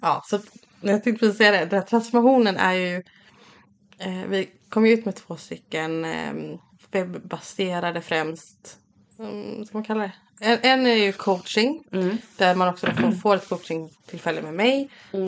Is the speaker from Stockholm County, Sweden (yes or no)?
no; Fjärås, Halland County, Sweden; also born or lived in Kungsbacka; vi kommer från, alltså vi kommer inte riktigt från Kungsberg, vi kommer från Fjärås